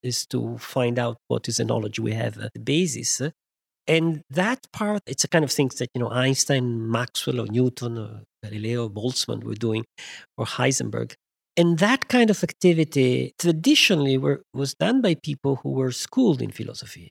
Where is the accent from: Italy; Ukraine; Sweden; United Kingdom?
Italy; moved away as an adult; also born or lived in France; I was born in Italy